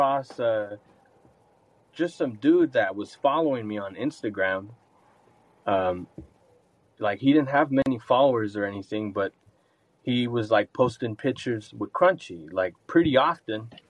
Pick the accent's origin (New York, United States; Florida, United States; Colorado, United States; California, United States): California, United States; Ventura County; now in Utah, United States; I'm from Ventura County